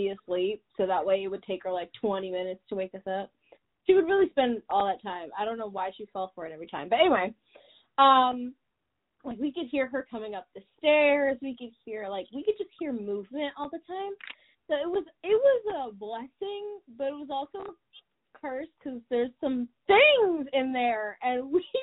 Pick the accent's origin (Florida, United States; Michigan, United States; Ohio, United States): Michigan, United States; I'm from Michigan, which is not that interesting.